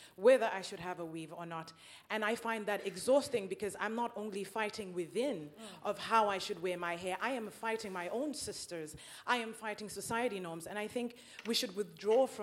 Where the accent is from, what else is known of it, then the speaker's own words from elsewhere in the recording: South Africa; moved away as an adult; now in Norway; And I have recently moved to Norway. I'm from South Africa.